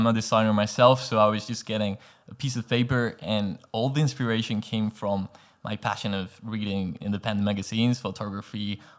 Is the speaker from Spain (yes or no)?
yes; Canary Islands, Spain; English is a second language; also born or lived in Madrid / England; now in Los Angeles, United States; I'm from Spain, actually, from a tiny island in the Canary Islands called Gran Canaria.